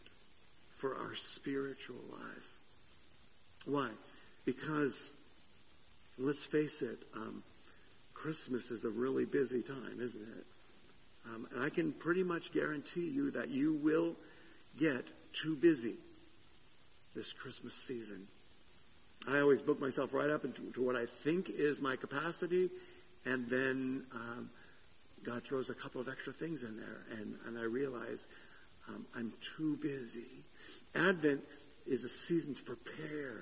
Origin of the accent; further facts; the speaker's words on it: Southern California, United States; moved away as an adult; I came from Southern California. I spent a lot of my youth in Southern California